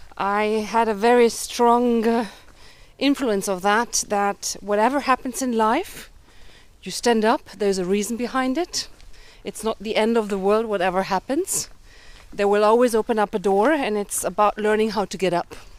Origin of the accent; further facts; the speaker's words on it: Germany; I grew up in Germany, having parents coming from Budapest